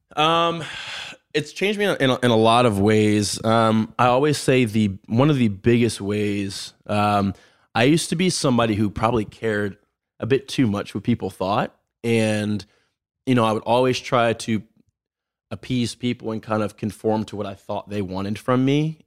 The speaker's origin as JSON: {"language": "English", "town": "Baltimore", "region": "Maryland", "country": "United States", "tie": "born or raised there", "said": "Born and raised in Baltimore"}